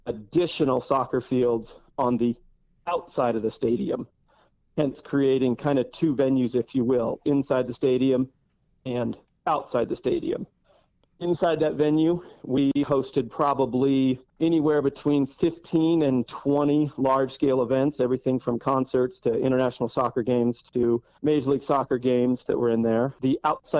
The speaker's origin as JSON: {"language": "English", "town": "Fort Worth", "region": "Texas", "country": "United States", "tie": "born or raised there", "moved": "as an adult", "lives_now": "Colorado, United States", "said": "I was actually born and raised in Fort Worth, Texas"}